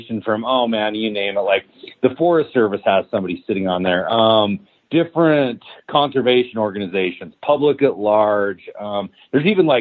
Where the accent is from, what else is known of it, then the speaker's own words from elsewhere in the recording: Utah, United States; now in Idaho, United States; I grew up in Utah. I don't live there anymore. I actually live in Idaho, but I grew up in Utah